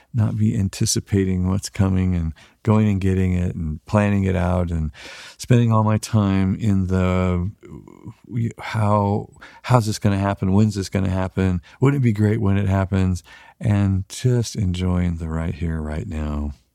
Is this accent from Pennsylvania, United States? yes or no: no; Weaverville, California, United States; we're from Weaverville, thirty-five hundred people